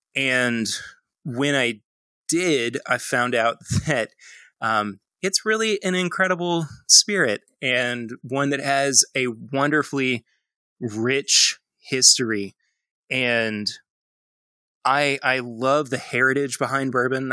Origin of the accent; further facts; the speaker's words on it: Lexington, Kentucky, United States; I'm from Lexington, Kentucky. Uh, I was born and raised, and I'm actually currently raising my own family here uh, as well